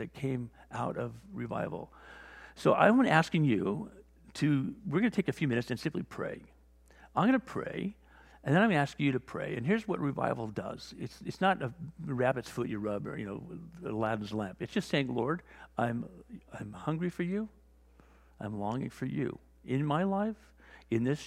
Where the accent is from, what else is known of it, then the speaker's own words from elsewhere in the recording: Wales, United Kingdom; also born or lived in Newport Beach; now in La Jolla, United States; I was born in Wales